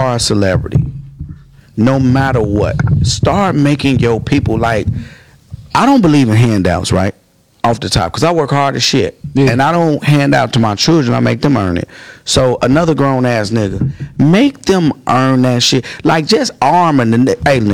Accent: Chicago, Illinois, United States; I'm from Chicago

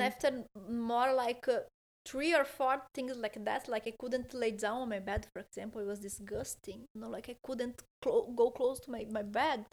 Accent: Porto Alegre, Rio Grande do Sul, Brazil; English is a second language; now in Malaga, Spain; I'm from Porto Alegre, which is a city close to Uruguay, very south

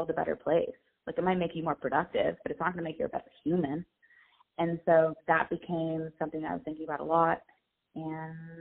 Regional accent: San Diego, California, United States; I'm from San Diego

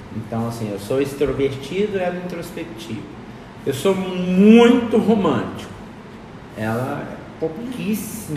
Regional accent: Juiz de Fora, Minas Gerais, Brazil; now in Bela Vista, Brazil; Sou mineiro, lá de Juiz de Fora.

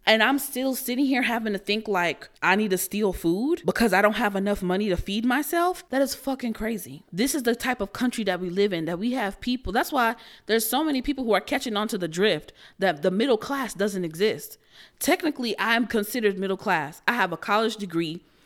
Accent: United States; as American citizens

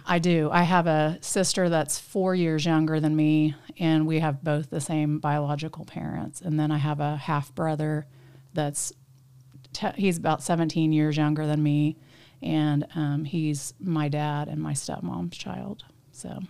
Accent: Tulsa, Oklahoma, United States; also born or lived in Jenks, Oklahoma; I grew up in Tulsa, um, kinda straddled Tulsa and Jinx because my parents got a divorce when I was five.

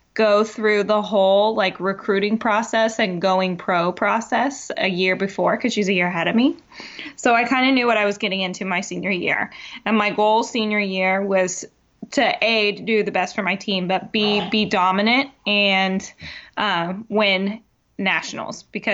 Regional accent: Tennessee, United States; So I am from Tennessee, born and raised. I dodged the accent, though, because my dad's Canadian and my mom's from Ohio.

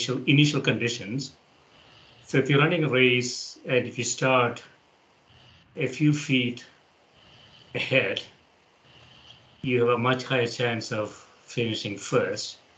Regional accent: India; moved away as an adult; I grew up in India

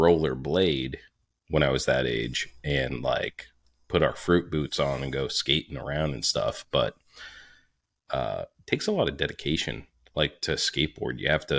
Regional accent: rural New Hampshire, United States; born or raised there

